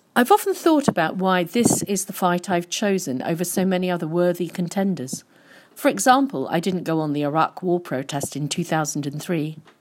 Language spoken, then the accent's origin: English; London, United Kingdom; I was born in Brixton in nineteen fifty-five, and some of our neighbours were part of the Windrush generation